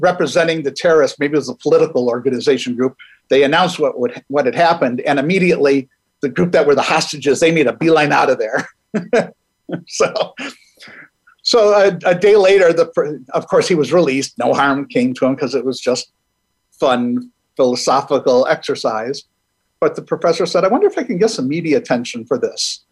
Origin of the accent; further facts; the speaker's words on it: Milwaukee, Wisconsin, United States; I'm originally from Milwaukee, Wisconsin